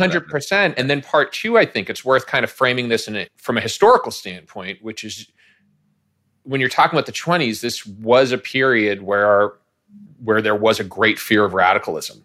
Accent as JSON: {"language": "English", "town": "Boston", "region": "Massachusetts", "country": "United States", "tie": "born or raised there", "said": "I grew up in the Boston area."}